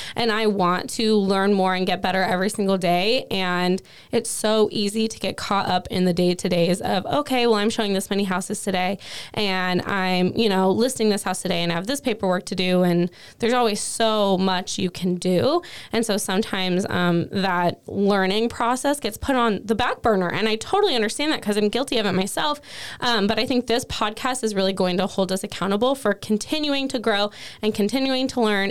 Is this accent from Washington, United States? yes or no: yes; Cowlitz County, Washington, United States; I was born and raised in Cowlitz County